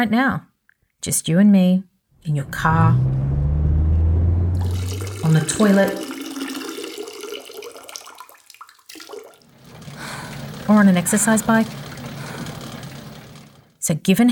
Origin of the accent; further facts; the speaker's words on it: Sydney, New South Wales, Australia; I grew up in Bankstown, which at the time was basically the ghettos of Sydney